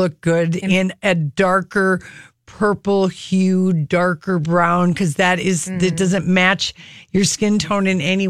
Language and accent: English; the South, United States; but I'm from the South. I love a good old-fashioned drugstore strip lash.